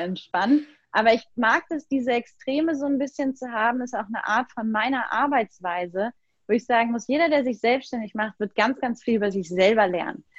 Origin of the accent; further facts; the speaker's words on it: Germany; als Deutsche